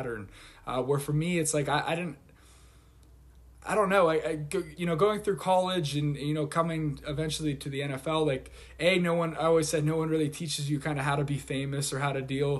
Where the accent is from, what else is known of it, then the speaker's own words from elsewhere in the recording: Pittsburgh, Pennsylvania, United States; moved away as an adult; also born or lived in Michigan; now in New England, United States; I'm from Pittsburgh, went to Michigan, and then ended up here in New England